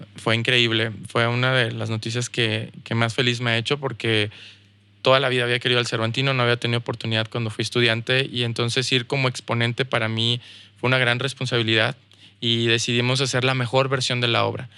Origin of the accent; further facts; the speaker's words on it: Mexico; also born or lived in United States; now in Saltillo, Mexico; como mexicano, como mexicano la tienes difícil en Estados Unidos